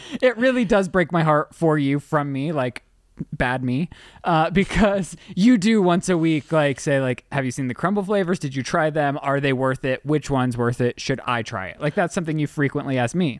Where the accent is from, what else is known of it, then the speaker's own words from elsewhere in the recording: Utah, United States; I was born in Utah.